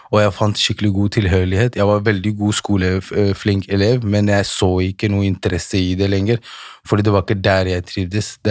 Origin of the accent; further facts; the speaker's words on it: Holmlia, Oslo, Norway; Jeg er, eh, jeg er født og oppvokst på Holmlia.